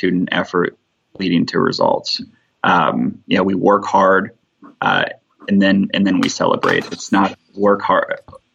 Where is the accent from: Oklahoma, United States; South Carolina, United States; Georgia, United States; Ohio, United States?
Ohio, United States; now in Alabama, United States; I'm from Ohio